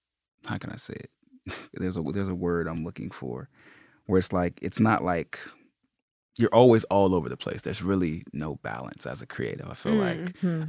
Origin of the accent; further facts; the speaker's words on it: Los Angeles, California, United States; I'm from Los Angeles. I just like to say Los Angeles because I bounced around so much as a kid.